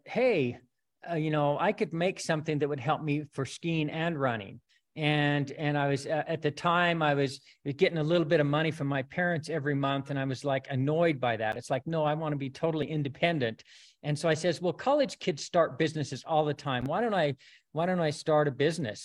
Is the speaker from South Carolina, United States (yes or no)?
no; Rexburg, Idaho, United States; I grew up in Rexburg